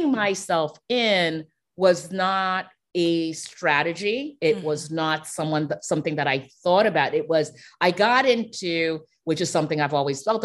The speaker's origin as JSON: {"language": "English", "country": "Haiti", "said": "I'm from Haiti"}